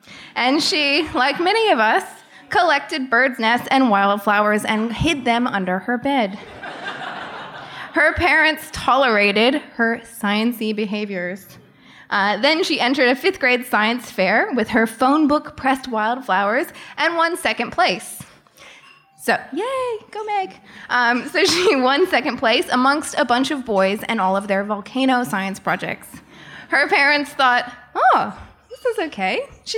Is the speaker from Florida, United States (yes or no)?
yes; Florida, United States; So I'm a wildlife biologist by education and a museum scientist by occupation. I grew up in Florida